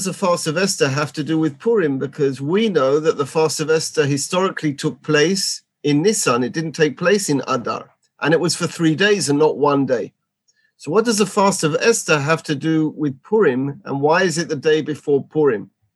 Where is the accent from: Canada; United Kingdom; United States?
United Kingdom; London; moved away as an adult; now in Gush Etzion, Israel; I come from London, just outside London, Edgware. I've been in Israel for 30 years